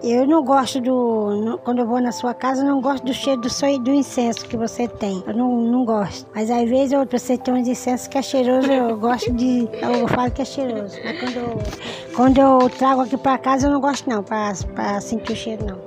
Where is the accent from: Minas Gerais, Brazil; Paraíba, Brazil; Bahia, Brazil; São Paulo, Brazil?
Paraíba, Brazil; Lagoa Seca; also born or lived in Rubens Vaz, Maré, Rio de Janeiro; now in Rio de Janeiro, Brazil; eu nasci na Paraíba, Lagoa Seca, sítio Gruta Funda.